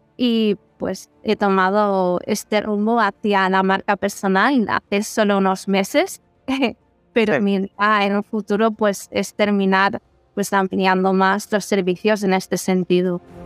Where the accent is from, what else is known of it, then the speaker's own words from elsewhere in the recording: Ripoll, Catalonia, Spain; moved away as an adult; now in Barcelona, Spain; soy de Ripoll y si está en Girona